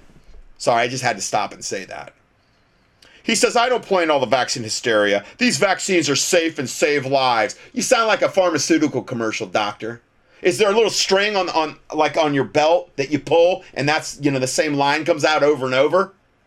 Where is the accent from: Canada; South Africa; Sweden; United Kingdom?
Canada; I'm a Canadian, and we were just told yesterday we are in a much stricter lockdown now